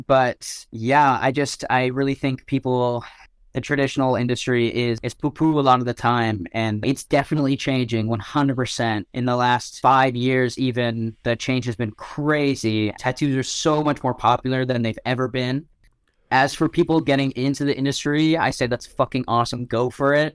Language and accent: English; Ottawa, Ontario, Canada; I went to so many different schools growing up in Ottawa